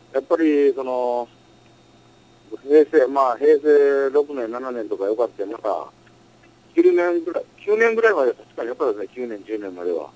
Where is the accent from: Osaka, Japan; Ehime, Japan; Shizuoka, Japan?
Osaka, Japan; 僕はの出身大阪やから